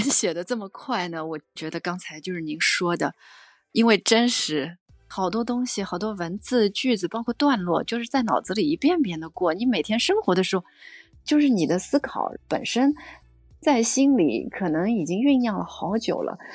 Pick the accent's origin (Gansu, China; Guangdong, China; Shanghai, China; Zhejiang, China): Shanghai, China; moved away as an adult; now in Vancouver, Canada; 我呢是出生在上海